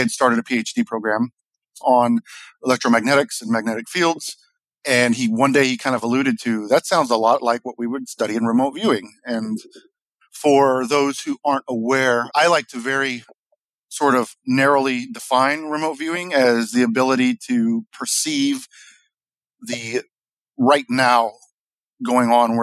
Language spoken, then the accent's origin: English; between Jefferson City, Missouri and Lake of the Ozarks, United States; I was born in Jefferson City, Missouri. Grew up in a very rural, I don't know how to describe it well, a very rural, isolated area, right in between Jefferson City, Missouri and Lake Ozarks